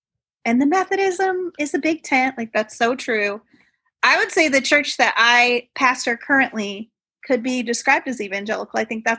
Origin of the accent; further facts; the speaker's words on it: Toledo, Ohio, United States; I was raised in Toledo, Ohio. I started in a very evangelical, an evangelical church